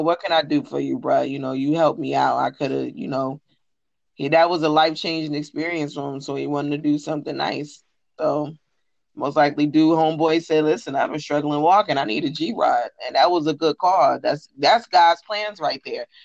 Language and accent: English; New Jersey, United States; I'm from Jersey and we had a bike fest every year